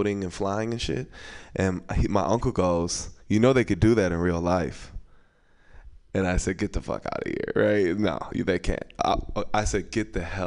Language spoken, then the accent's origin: English; San Francisco, California, United States; I'm born and raised here in the city